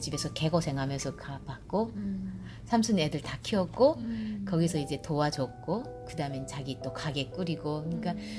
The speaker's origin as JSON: {"language": "Korean", "country": "North Korea", "moved": "yes", "lives_now": "Georgia, United States", "said": "나는 이제 탈북자니까"}